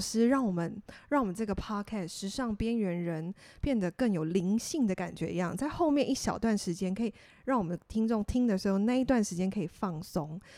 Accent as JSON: {"language": "Chinese", "region": "Tainan", "country": "Taiwan", "tie": "born or raised there", "said": "我的家乡，台南，我们的古都"}